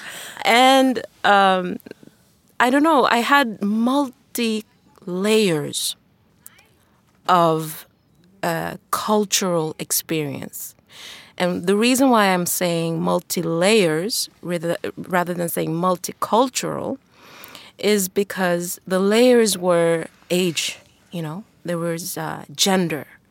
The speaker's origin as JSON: {"language": "English", "country": "Tanzania", "tie": "born or raised there", "also_born_or_lived": "China / Sweden", "moved": "yes", "said": "growing up in Tanzania back then"}